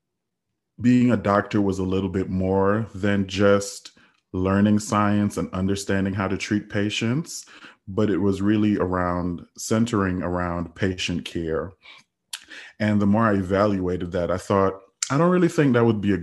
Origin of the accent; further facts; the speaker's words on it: Trinidad & Tobago; also born or lived in United States Virgin Islands; now in United States; I'm originally from the United States Virgin Islands. I grew up in Trinidad, and I immigrated to the United States back in 2005